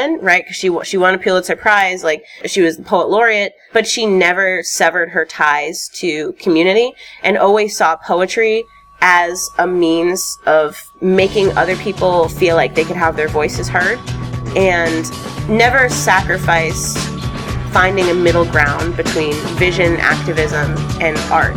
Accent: Chicago, Illinois, United States; born or raised there

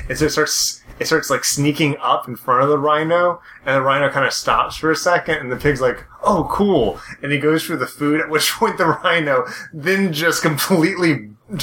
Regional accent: United States; I'm American

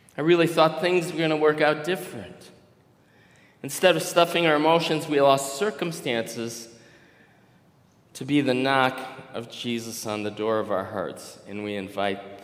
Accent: Minnesota, United States; maybe I'm from Minnesota

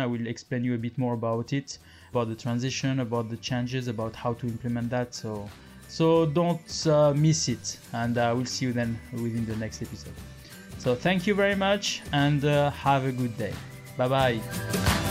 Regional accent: France; accent: French; English is a second language; I am French. Uh, maybe you notice with my accent, and I'm living in France.

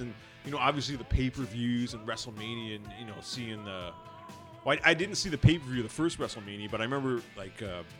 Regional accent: Pickering, Ontario, Canada; I'm from Pickering, which is a suburb of Toronto.

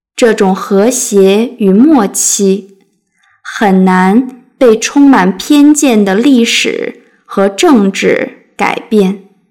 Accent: China; now in United States; 作为一个大陆人

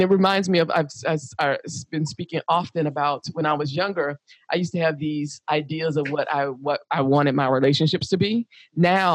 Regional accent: United States; I'm African American, because I'm from the United States

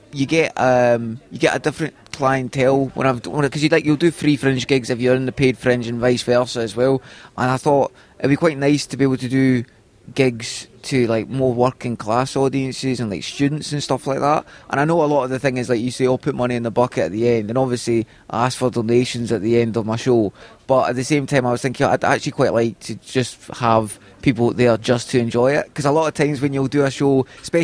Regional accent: Scotland, United Kingdom; as a Scottish act

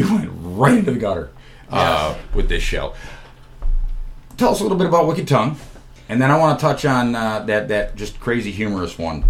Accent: New York, United States; moved away as an adult; also born or lived in Toms River, New Jersey; now in Columbus, United States; I'm from New York

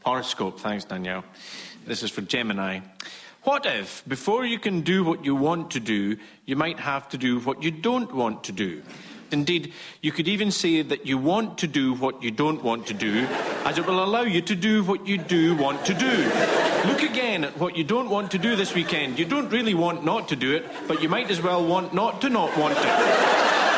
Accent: Scotland, United Kingdom; as a Scot

